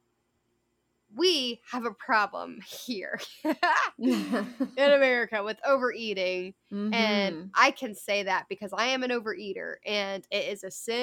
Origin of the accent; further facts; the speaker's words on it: United States; I'm an American, but my citizenship is in heaven first